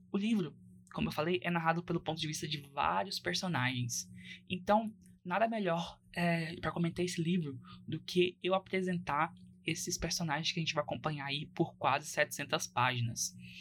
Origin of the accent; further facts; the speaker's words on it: Goiás, Brazil; eu que sou goiano